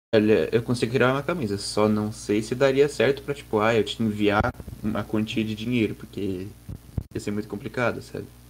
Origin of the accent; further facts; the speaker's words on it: Santa Catarina, Brazil; Eu sou de Santa Catarina